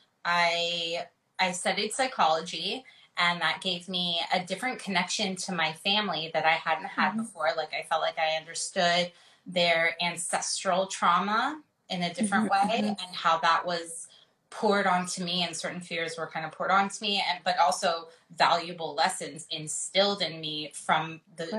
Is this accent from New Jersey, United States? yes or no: no; Los Angeles, California, United States; I'm born and raised in LA.